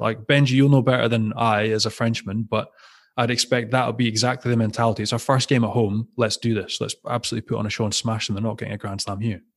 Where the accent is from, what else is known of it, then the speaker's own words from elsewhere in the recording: Scotland, United Kingdom; being Scottish